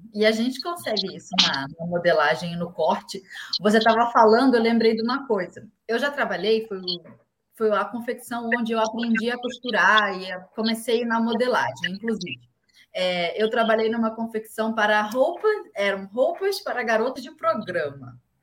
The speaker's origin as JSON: {"language": "Portuguese", "region": "Rio de Janeiro", "country": "Brazil", "said": "eu sou carioca"}